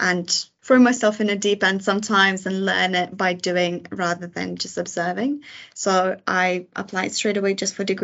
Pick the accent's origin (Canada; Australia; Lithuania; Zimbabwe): Lithuania; moved away as an adult; now in United Kingdom; I moved to UK from Lithuania when I was 18